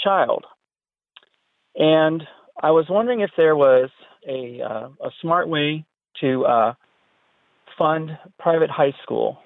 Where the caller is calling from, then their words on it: Sacramento, California, United States; calling from Sacramento